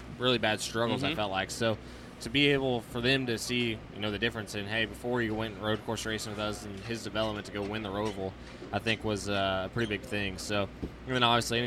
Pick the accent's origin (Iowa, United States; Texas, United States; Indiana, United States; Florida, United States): Indiana, United States; I'm from Indiana.